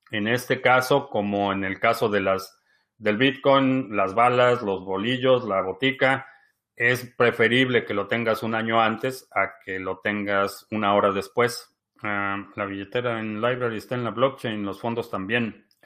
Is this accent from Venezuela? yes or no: yes; Venezuela; now in Mexico; Oscar, yo soy venezolano viviendo en México y estoy seguro que vamos para el rumbo de Venezuela.